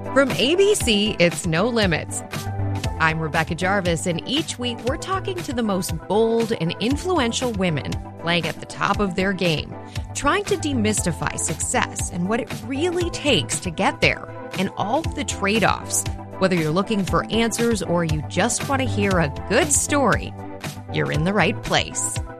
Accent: Minneapolis, Minnesota, United States; I grew up in Minneapolis, Minnesota.

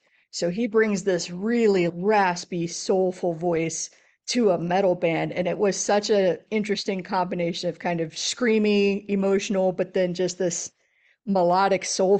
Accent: Texas, United States; I grew up in South Central Texas, a little bit rural outside of San Antonio.

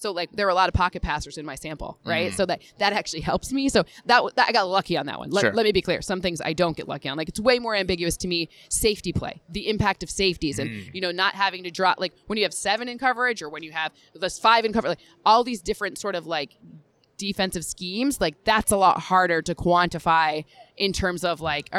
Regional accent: Michigan, United States; I'm from Michigan

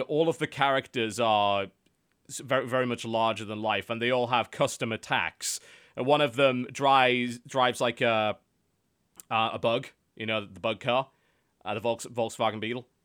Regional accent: United Kingdom

